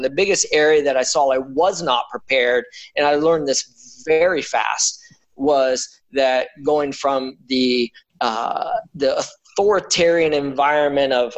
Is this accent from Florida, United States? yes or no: yes; Daytona Beach, Florida, United States; I grew up in Daytona Beach, Florida, and I was kind of just this beach going kid